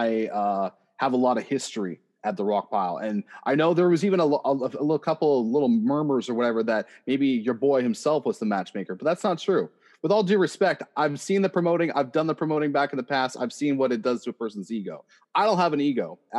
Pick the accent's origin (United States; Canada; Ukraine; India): Canada; Oshawa, Ontario; I am from Oshawa, Ontario